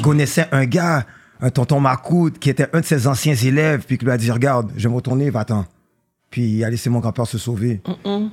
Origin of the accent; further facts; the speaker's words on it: Montreal, Quebec, Canada; j'ai fait mon primaire à Tétroville. Moi, je viens de Pointe-aux-Trembles. Moi, je viens de l'Est